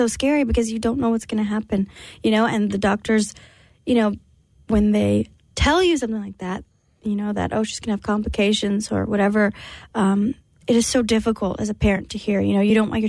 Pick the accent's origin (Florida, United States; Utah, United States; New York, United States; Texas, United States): Texas, United States; San Antonio; But I grew up in San Antonio with my family. You know, most of my family was there.